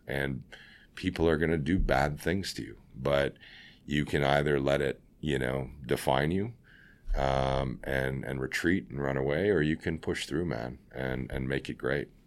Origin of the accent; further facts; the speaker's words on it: Scarborough, Ontario, Canada; now in Vancouver, Canada; I'm from, uh, Scarborough